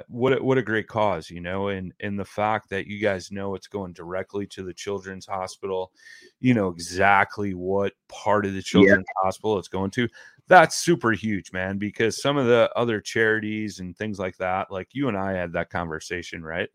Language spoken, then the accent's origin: English; United States; I'm from the States